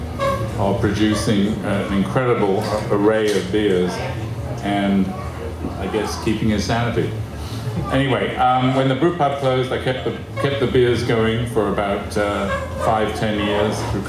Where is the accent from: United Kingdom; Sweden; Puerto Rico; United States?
United Kingdom; England; moved away as an adult; now in Canada; I was born in England to a Canadian mother and an English father